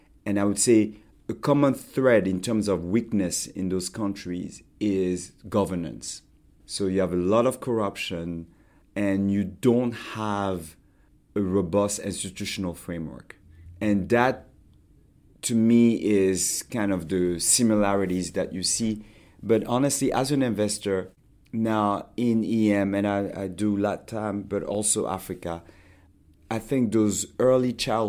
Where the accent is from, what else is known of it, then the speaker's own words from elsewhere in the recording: Montreal, Quebec, Canada; born there; I was born in Montreal. You may not know that. My parents were studying in Canada.